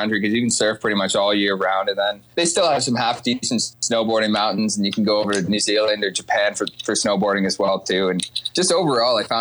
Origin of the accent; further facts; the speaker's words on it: Burlington, Ontario, Canada; also born or lived in Whistler; I grew up in a small town called Burlington outside of Toronto, and I lived there until I graduated high school